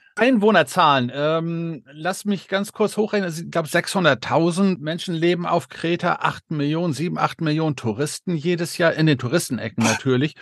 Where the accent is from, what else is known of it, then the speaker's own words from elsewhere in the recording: Denmark; moved away; ich als gebürtiger Däne